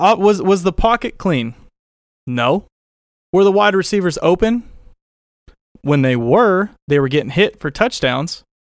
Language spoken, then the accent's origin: English; Oakland, California, United States; I grew up in Oakland Coliseum almost every game I went to as a kid yelling for the backup to come off the bench